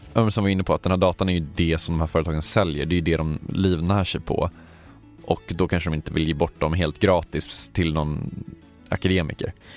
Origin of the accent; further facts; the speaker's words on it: Sweden; jag är svensk